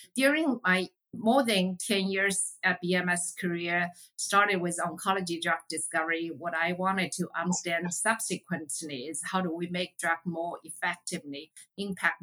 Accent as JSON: {"language": "English", "country": "China", "tie": "born or raised there", "moved": "as an adult", "said": "I grew up in China, so I have a natural affinity towards what's going on in Asia"}